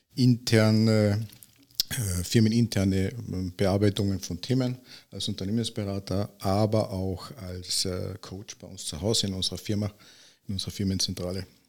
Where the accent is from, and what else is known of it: Villach, Carinthia, Austria